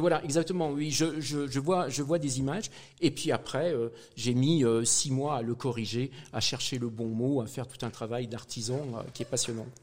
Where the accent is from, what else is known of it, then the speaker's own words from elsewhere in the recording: Saint-Étienne, Auvergne-Rhône-Alpes, France; moved away as an adult; also born or lived in Brest / Brittany; en tant que pur Stéphanois